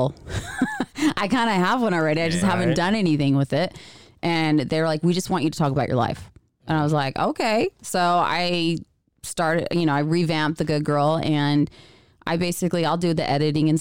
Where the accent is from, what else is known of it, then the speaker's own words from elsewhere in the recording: Grants Pass, Oregon, United States; moved away; I'm from Southern Oregon, so Grants Pass.